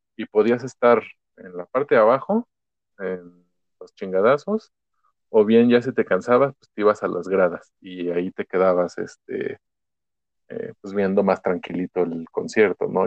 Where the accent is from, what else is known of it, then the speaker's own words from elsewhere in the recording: Ecatepec, State of Mexico, Mexico; crecí en Ecatepec, hice gran parte de mi vida ahí